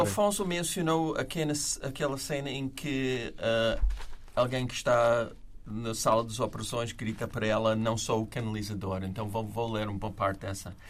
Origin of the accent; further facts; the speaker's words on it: United States; moved away; como americano